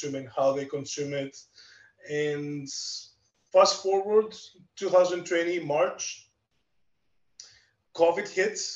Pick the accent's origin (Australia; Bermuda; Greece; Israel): Greece; accent: Greek; English is a second language; moved away as an adult; now in Canada; I'm Greek. You can definitely tell from my accent